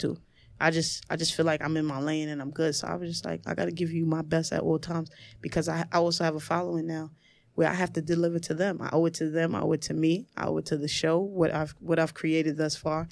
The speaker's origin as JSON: {"language": "English", "town": "New York City", "region": "New York", "country": "United States", "tie": "born or raised there", "said": "I'm from the projects. I'm from Marcy Projects. It's a three-bedroom. There was about ten of us in, in my mom's bedroom"}